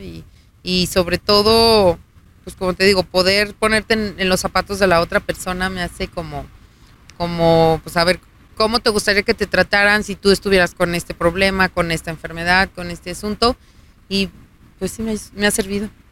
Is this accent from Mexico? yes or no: yes; Aguascalientes, Mexico; Yo soy de Aguascalientes, nací aquí, vivo aquí y seguiré viviendo aquí seguramente